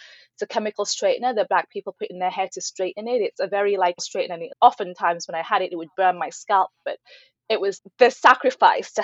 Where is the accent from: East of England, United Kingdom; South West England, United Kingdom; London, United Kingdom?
East of England, United Kingdom; Norwich; first language Ibibio; English is a second language; also born or lived in Nigeria; I grew up in the city I grew up in England, Norwich, England